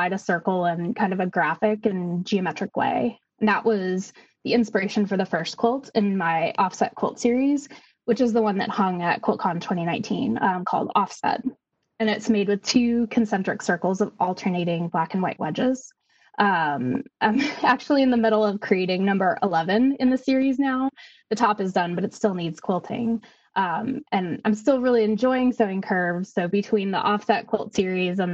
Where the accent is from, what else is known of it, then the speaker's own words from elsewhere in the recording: Kentucky, United States; I'm a quilter from Kentucky